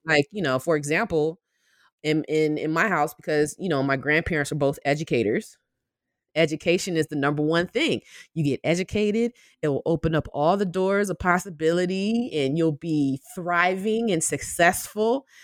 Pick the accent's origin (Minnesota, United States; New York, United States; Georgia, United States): Georgia, United States; Albany; I am originally from Albany, Georgia, which is a small city in the southwest corner of the state